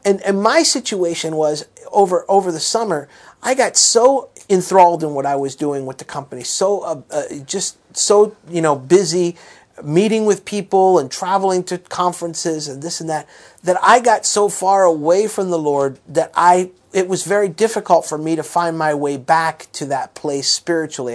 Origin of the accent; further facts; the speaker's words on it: South Florida, United States; growing up in South Florida